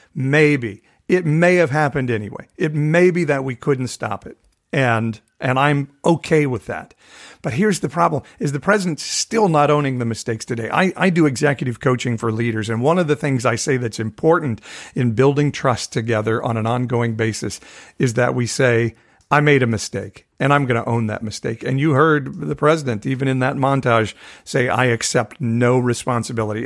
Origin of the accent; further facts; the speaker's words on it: Fresno, California, United States; my hometown of Fresno, California